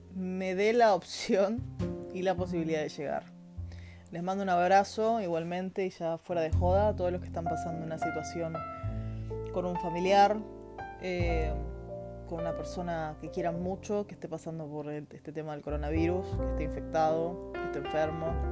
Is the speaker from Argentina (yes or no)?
yes; Argentina; now in Chile; Soy argentina, vivo en Chile.